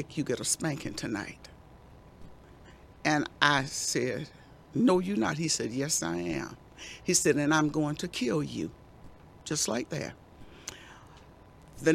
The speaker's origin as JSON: {"language": "English", "town": "Mullins", "region": "South Carolina", "country": "United States", "tie": "born or raised there", "said": "We lived on Old Stage Road in South Carolina, Mullen, South Carolina."}